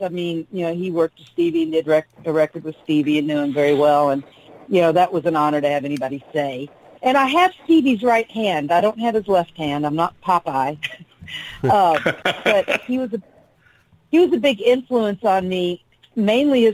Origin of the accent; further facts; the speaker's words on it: Lexington, Kentucky, United States; I grew up in Lexington, Kentucky